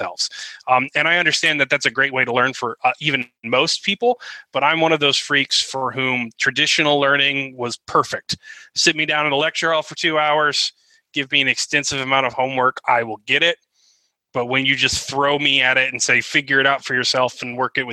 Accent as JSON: {"language": "English", "country": "United States", "said": "as an American"}